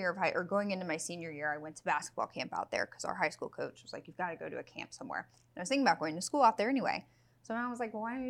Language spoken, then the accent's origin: English; Houston, Texas, United States